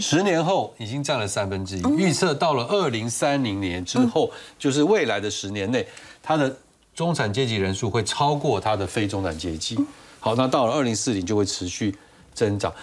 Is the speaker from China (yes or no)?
no; Taiwan; 在在我们台湾人在印尼的眼里叫做外国人